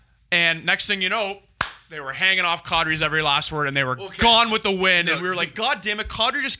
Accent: Toronto, Ontario, Canada; we're from Toronto, man.

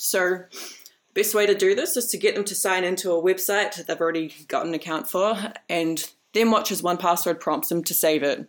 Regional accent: New Zealand; I'm from New Zealand.

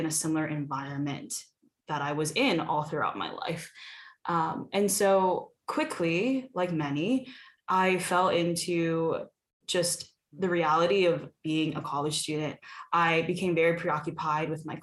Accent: Sioux Falls, South Dakota, United States; moved away as an adult; now in Detroit, United States; I'm originally from Sioux Falls, South Dakota, about 13 hours away from Detroit

